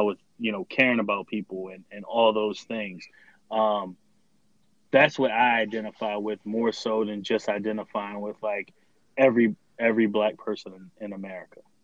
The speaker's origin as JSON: {"language": "English", "town": "Baltimore", "region": "Maryland", "country": "United States", "tie": "born or raised there", "said": "I identify with my hometown, like Baltimore"}